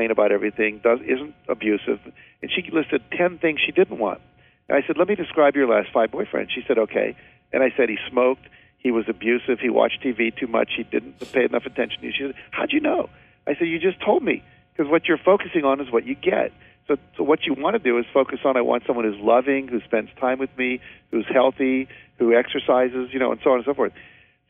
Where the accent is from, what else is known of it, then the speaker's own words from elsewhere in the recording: West Virginia, United States; I grew up in West Virginia